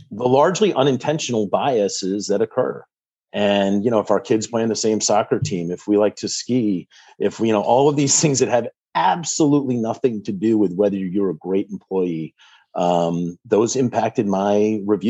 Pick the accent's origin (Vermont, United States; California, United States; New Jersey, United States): Vermont, United States; also born or lived in Boston, Massachusetts; now in Medfield, United States; Born and raised in Vermont, so I've got New England roots.